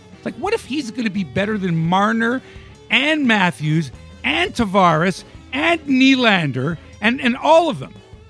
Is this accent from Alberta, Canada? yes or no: no; Toronto, Ontario, Canada; we're from Toronto and you're Toronto Mike